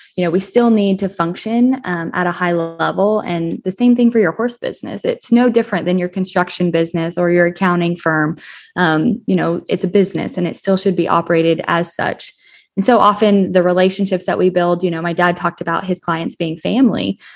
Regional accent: Colorado, United States; moved away as an adult; also born or lived in Texas; I grew up in Skylar, Colorado, a small agricultural town in southeastern Co-, Colorado

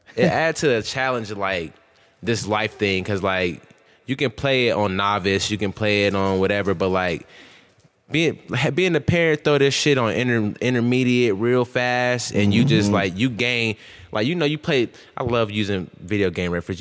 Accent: Columbus, Ohio, United States; also born or lived in Akron, Ohio; then I moved to Columbus

